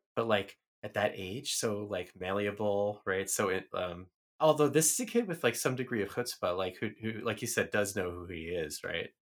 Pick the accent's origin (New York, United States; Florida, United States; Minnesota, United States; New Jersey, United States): New York, United States; New York City; moved away as an adult; I grew up in the Bronx